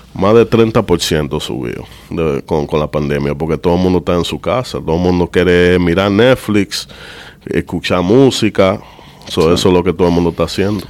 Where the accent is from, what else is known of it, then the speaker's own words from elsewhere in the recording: New York, United States; also born or lived in Dominican Republic; nací en Nueva York, en Harlem, en St. Luke's Hospital